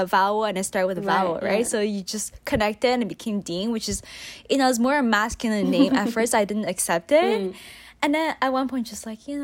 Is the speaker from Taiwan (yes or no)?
yes; Taiwan; English is a second language; now in Canada; I grew up in Taiwan, and my parents gave me like the weirdest English name ever when I was in Taiwan